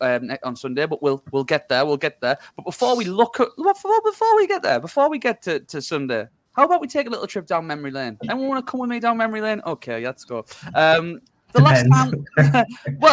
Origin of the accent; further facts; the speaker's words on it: Hartlepool, North East England, United Kingdom; I'm from Hartlepool.